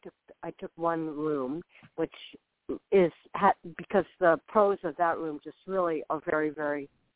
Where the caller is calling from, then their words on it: Florida, United States; I'm calling from Florida.